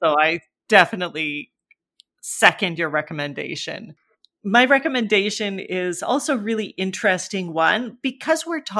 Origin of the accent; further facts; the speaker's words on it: Canada; I had grown up with bartender growing up in Canada and never even thought about it.